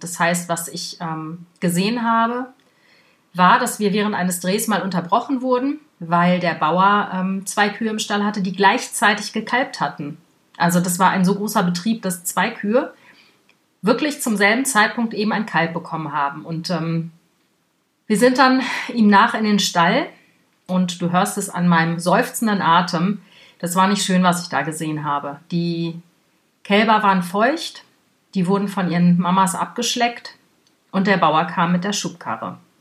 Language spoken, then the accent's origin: German; Germany; bei uns in Deutschland